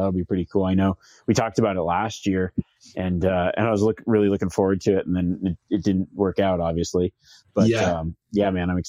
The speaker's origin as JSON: {"language": "English", "town": "Reno", "region": "Nevada", "country": "United States", "tie": "born or raised there", "said": "you guys are pretty much coming to my hometown"}